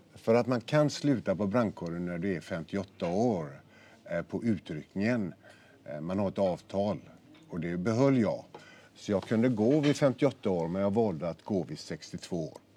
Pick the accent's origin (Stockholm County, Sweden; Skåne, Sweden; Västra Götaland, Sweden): Västra Götaland, Sweden; Gothenburg; ute i Vitkärr där jag är född och växte upp